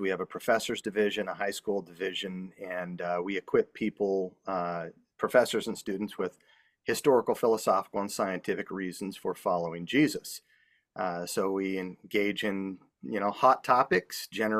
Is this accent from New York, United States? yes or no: no; Salt Lake City, Utah, United States; also born or lived in Indiana; But I grew up in Salt Lake City, Utah, as a seventh generation Mormon.